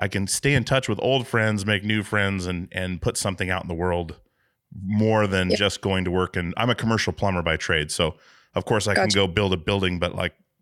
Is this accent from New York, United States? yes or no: no; Alaska, United States; now in Portland, United States; I'm from Alaska originally